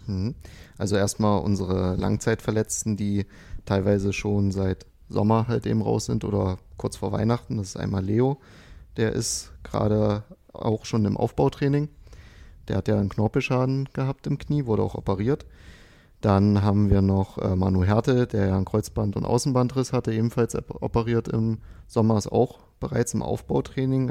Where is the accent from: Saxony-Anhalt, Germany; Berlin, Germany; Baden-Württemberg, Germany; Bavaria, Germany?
Saxony-Anhalt, Germany; Dessau; moved away